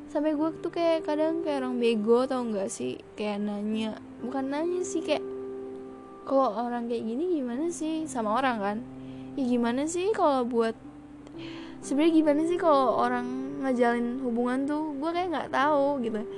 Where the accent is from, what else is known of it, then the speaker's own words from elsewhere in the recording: Padang, West Sumatra, Indonesia; padahal gue orang Padang